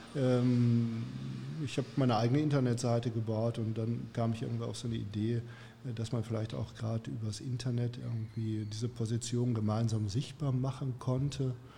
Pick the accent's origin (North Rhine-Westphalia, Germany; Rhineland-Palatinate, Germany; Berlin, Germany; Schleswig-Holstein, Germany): North Rhine-Westphalia, Germany; Gelsenkirchen; now in Herne, Germany; hier in Gelsenkirchen